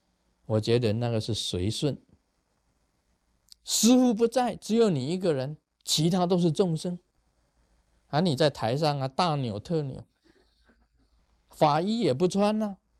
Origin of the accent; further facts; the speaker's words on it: China; 所以我们中国人讲一句话：客随主便。